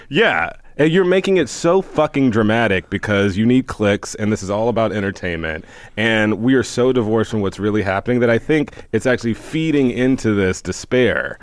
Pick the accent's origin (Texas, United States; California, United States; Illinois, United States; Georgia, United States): Texas, United States; Houston; I'm from I mean, Houston, Texas, and I remember growing up never understanding because I grew up in Houston